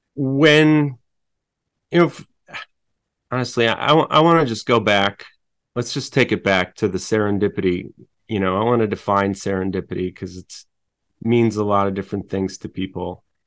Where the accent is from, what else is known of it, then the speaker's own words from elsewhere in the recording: Chicago, Illinois, United States; I'm from Chicago